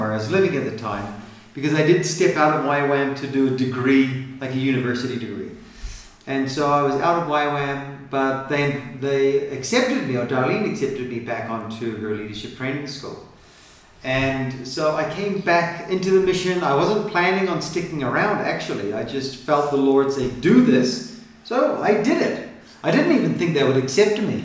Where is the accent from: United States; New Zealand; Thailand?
New Zealand; I come from New Zealand, and so uh, my dad's American and a pastor